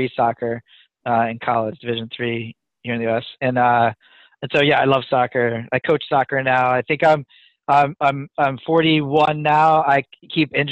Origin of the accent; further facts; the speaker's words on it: near Philadelphia, Pennsylvania, United States; now in New England, United States; Born and raised near Philadelphia